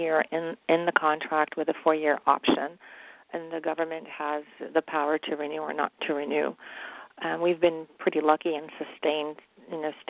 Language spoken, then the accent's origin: English; New York City, New York, United States; moved away as an adult; also born or lived in Jordan; now in Los Angeles, United States; We immigrated to New York City in 1969 from, I was born in Jordan